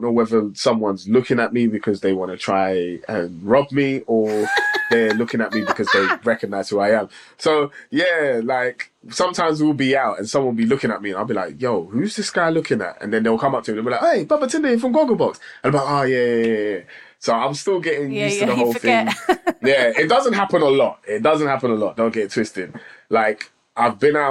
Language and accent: English; London, United Kingdom; also born or lived in Islington; I was born and lived in Islington for like 4 years before I actually moved to Tottenham.